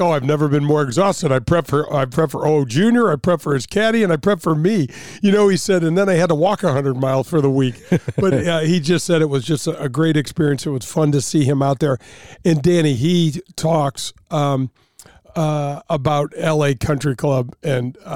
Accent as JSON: {"language": "English", "region": "Midwest", "country": "United States", "tie": "born or raised there", "said": "growing up in the Midwest"}